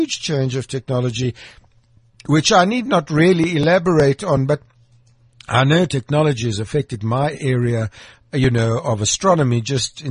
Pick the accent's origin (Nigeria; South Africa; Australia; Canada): South Africa; Krugersdorp, Gauteng; I was born in Krugersdorp, Mohale City, and I just like to sort of go back to the years in which I grew up